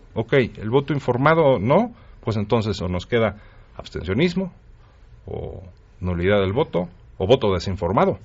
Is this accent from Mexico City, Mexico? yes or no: yes; Mexico City, Mexico; Aquí en la Ciudad de México, yo soy chilango